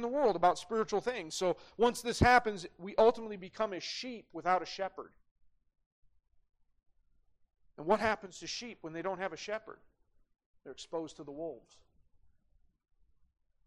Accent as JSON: {"language": "English", "town": "Great Falls", "region": "Montana", "country": "United States", "tie": "born or raised there", "said": "growing up in Great Falls, we had guns in the gun rack in the parking lot at CMR"}